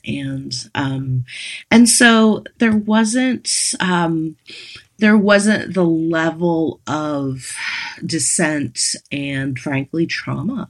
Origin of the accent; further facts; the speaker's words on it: Western Pennsylvania, United States; moved away as an adult; I grew up in Western Pennsylvania